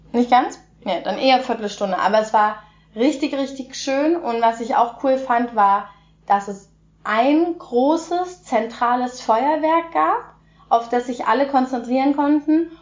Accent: Germany; bei uns in Deutschland

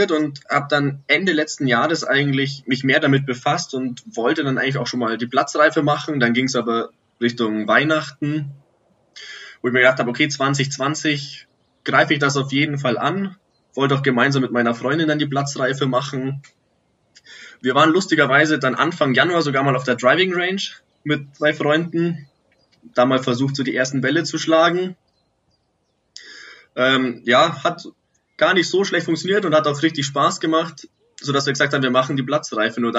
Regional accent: Munich, Bavaria, Germany; Ich komme aus dem Norden von München, in der Nähe von der Allianz Arena.

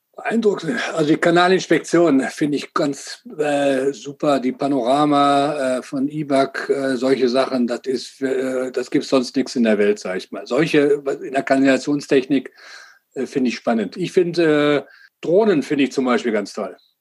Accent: Germany; Wir als Deutsche

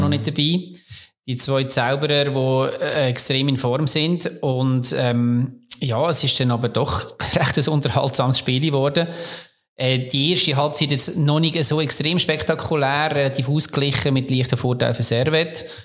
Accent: Bern, Switzerland; also als Berner weißt du, einer von uns wird das erste dort sein

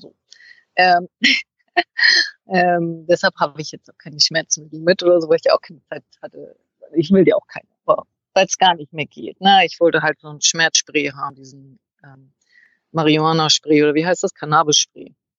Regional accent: Northern Germany, Germany; moved away; bei uns in Norddeutschland

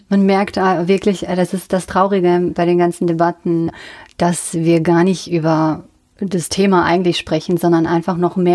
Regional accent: North Rhine-Westphalia, Germany; Aus dem Siegerland.

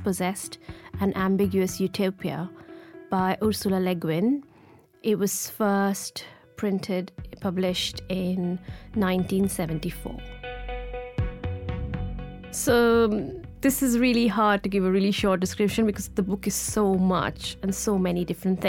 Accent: Ahmedabad, Gujarat, India; I grew up in India and in a hot city of Ahmedabad

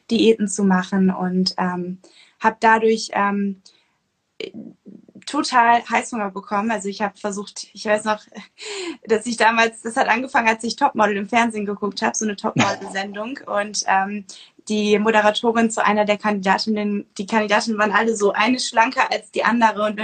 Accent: North Sea coast, Germany; ich bin ähm, an der Nordsee groß geworden

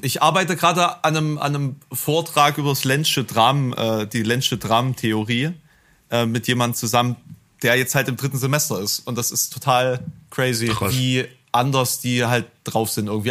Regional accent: Germany; als Piefke

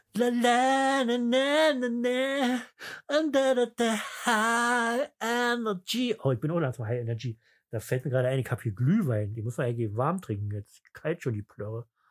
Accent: East Germany, Germany; bei uns im Osten

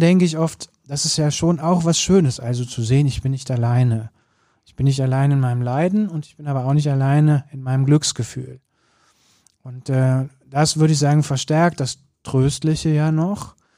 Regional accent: Cologne, North Rhine-Westphalia, Germany; das muss man als Kölner auch mal sagen

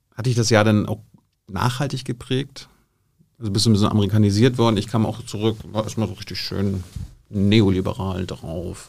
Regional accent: Mecklenburg-Vorpommern, Germany; als Mecklenburger

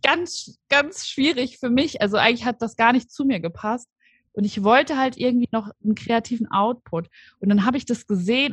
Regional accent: Aschaffenburg, Bavaria, Germany; moved away as an adult; now in Cologne, Germany; ich komme ursprünglich aus Aschaffenburg. Das liegt in Unterfranken und bin aber vor ungefähr fünfeinhalb Jahren nach Köln gezogen

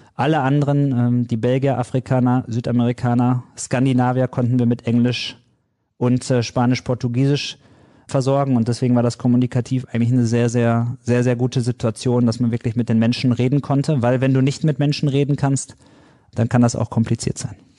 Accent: Dortmund, North Rhine-Westphalia, Germany; ich komme aus Dortmund

